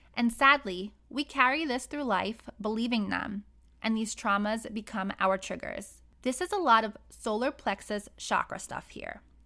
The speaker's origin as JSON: {"language": "English", "town": "New York City", "region": "New York", "country": "United States", "tie": "born or raised there", "said": "I grew up in Brooklyn, New York, and until I was 16, I lived on the outskirts of a very wealthy neighborhood"}